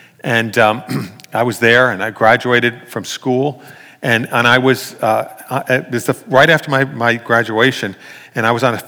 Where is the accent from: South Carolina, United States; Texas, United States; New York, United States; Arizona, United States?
New York, United States; New York City; growing up in New York City, we look down on born-again Christians.